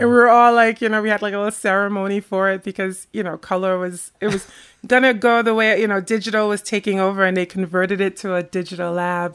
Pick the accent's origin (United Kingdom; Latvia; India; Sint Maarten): Sint Maarten; moved away as an adult; also born or lived in Rotterdam, Netherlands; now in Jersey City, United States; I grew up on the Dutch side of Saint Martin.